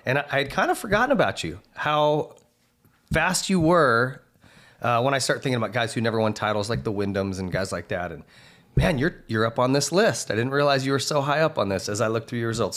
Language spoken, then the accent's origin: English; Montana, United States; I grew up racing in Montana